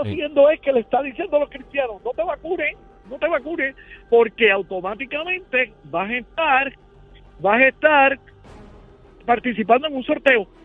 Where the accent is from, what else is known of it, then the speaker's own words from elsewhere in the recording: Puerto Rico; hermanos puertorriqueños